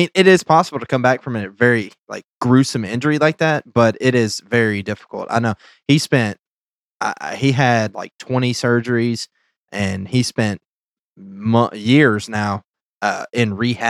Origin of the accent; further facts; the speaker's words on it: the South, United States; we're from the South, bro.